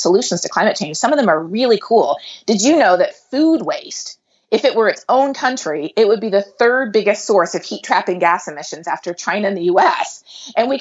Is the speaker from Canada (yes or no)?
yes; Canada; moved away as an adult; also born or lived in South America; now in Texas, United States; I grew up in Canada and in South America, and then I went to the U.S. for graduate school